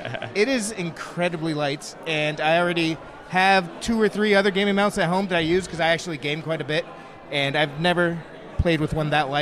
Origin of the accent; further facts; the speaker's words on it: United Kingdom; I'm British.